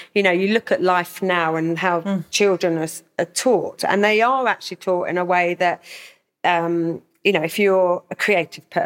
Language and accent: English; Hildenborough, South East England, United Kingdom; I grew up in Hildenborough, Kent, so a village.